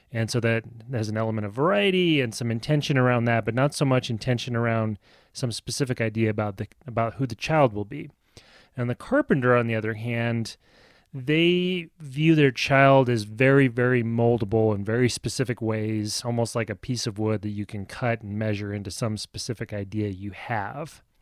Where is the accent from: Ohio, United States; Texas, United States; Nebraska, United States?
Nebraska, United States; outside of Lincoln; I grew up outside of Lincoln, Nebraska